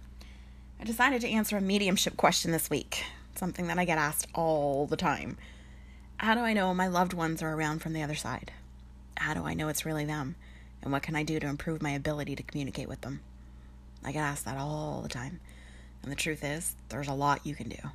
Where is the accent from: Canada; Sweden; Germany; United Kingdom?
Canada; Sudbury, Ontario; I'm from Sudbury. It's the nickel capital of the world.